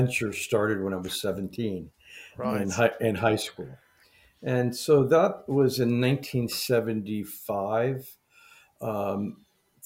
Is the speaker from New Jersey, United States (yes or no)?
no; Florida, United States; I grew up in Florida